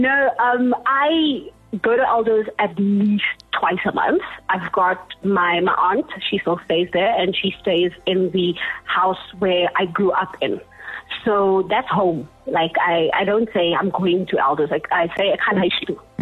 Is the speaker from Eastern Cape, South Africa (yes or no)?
no; Johannesburg, Gauteng, South Africa; So I grew up in Elders in the 1990s. I was born in 1993.